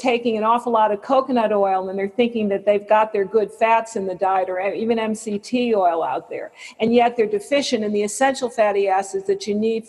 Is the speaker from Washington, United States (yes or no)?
no; West Hartford, Connecticut, United States; moved away; I'm from West Hartford, Connecticut